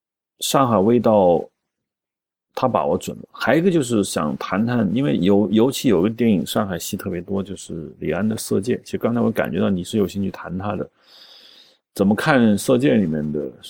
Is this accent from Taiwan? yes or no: no; China; 那问题是我们中国人自己拍上海也拍成了那样，反而跟外国人拍的一样的，就很奇怪